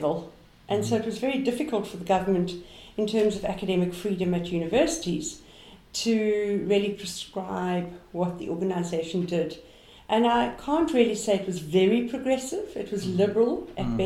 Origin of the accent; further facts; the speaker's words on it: South Africa; I'm a South African history teacher by profession